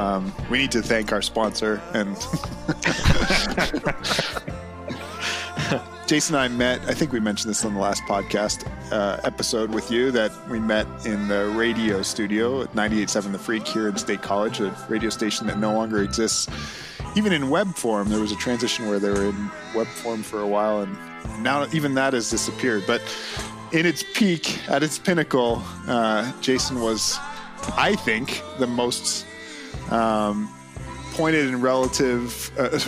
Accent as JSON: {"language": "English", "country": "Canada", "tie": "born or raised there", "said": "growing up in Canada, where there had to be a certain amount of Canadian content on the radio"}